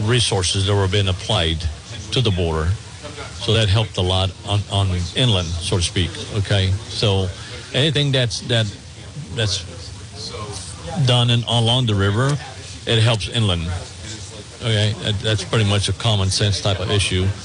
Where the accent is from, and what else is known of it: Texas, United States; born or raised there